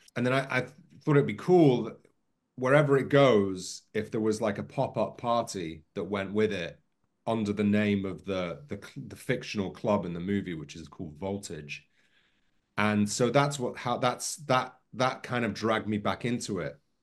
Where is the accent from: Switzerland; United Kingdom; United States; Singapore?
United Kingdom; near Liverpool and Manchester, North West England; I grew up near Liverpool and Manchester